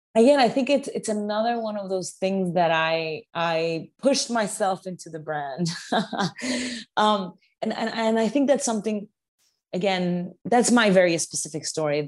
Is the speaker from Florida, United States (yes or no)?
no; New York, United States; being a New Yorker and working in the food industry